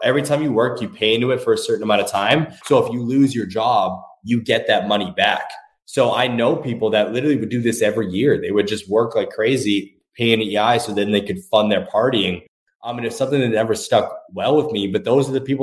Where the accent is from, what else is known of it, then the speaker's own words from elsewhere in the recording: Thunder Bay, Ontario, Canada; growing up in Thunder Bay, Ontario